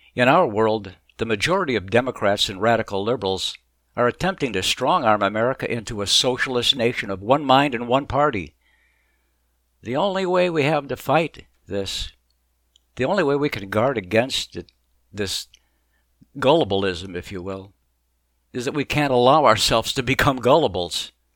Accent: Mesa, Arizona, United States; moved away as an adult; also born or lived in Chicago / Boston; As a kid, I grew up in Mesa, Arizona, and graduated from the University of Arizona

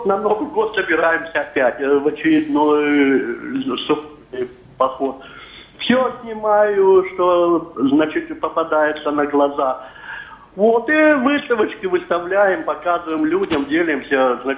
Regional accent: Belovo, Kemerovo Oblast, Russia; Родом я с Сибири, города Белова.

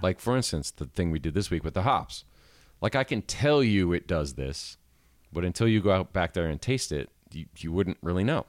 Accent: Midwest, United States; now in Asheville, United States; me growing up in the Midwest

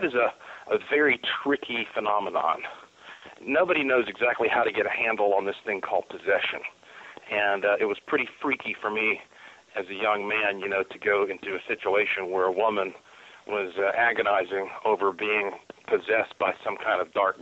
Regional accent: Asheville, North Carolina, United States; my hometown, Asheville, North Carolina

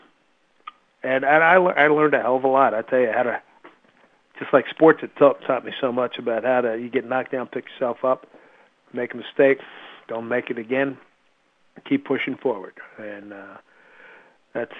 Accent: Philadelphia, Pennsylvania, United States; moved away as an adult; now in New York, United States; I grew up in Philly

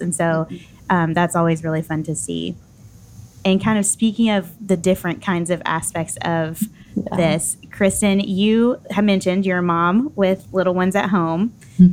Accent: Nashville, Tennessee, United States; I'm from Nashville

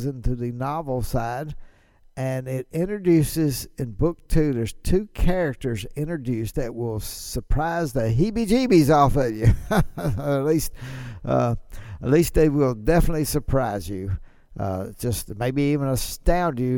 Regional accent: Ripley, Mississippi, United States; my hometown of Ripley, Mississippi

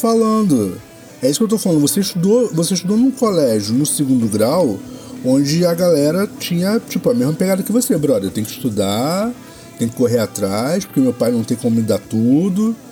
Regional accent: Baixada Fluminense, Rio de Janeiro, Brazil; morei a vida toda na Baixada

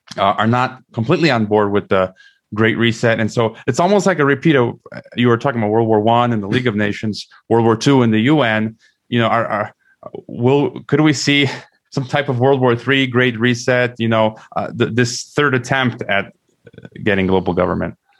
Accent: United States; as an American

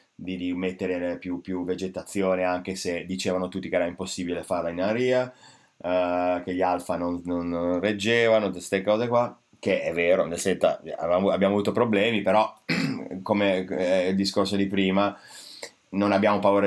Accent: Italy; italiani, eh, italiano

